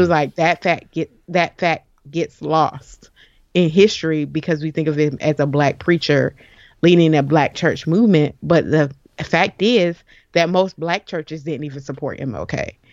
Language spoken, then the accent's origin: English; Jacksonville, Florida, United States; I am a Jacksonville native